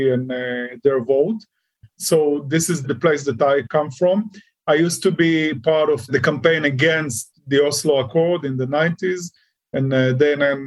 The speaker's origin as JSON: {"language": "English", "town": "Ashkelon", "region": "Southern District", "country": "Israel", "tie": "born or raised there", "lives_now": "Sderot, Israel", "said": "I was born and raised in Ashkelon. It's the most southern city in the seashore of Israel."}